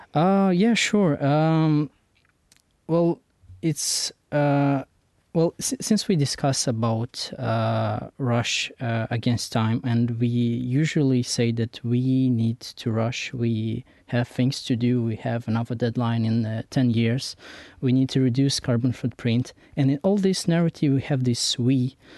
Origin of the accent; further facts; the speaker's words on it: Romania; I'm from Romania